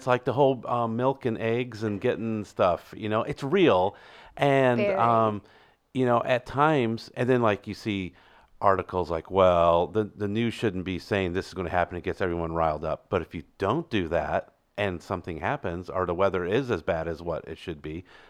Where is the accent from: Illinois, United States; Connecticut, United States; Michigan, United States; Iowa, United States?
Illinois, United States; and so I grew up in Illinois, closer to Chicago, so the snow was, I think, a lot more than what it is here.